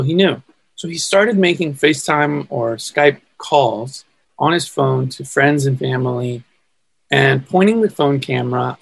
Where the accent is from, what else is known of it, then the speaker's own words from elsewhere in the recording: California, United States; I'm from California. Born and raised in California